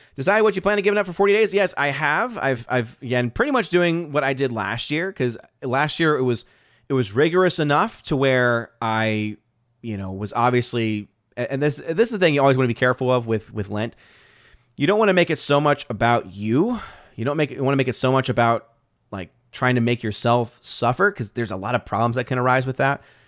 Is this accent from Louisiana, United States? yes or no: yes; New Orleans, Louisiana, United States; I'm born and raised in New Orleans